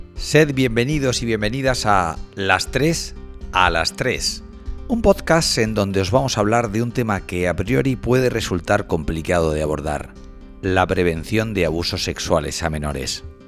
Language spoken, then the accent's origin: Spanish; Cartagena, Region of Murcia, Spain; nací en Cartagena hace 49 años y soy profesor de periodismo en la Universidad de Murcia